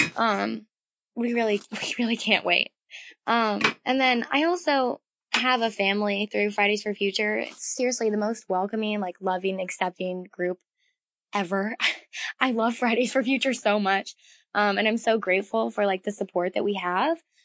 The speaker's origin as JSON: {"language": "English", "region": "Massachusetts", "country": "United States", "tie": "born or raised there", "said": "I'm from Massachusetts, and I've lived here my entire life"}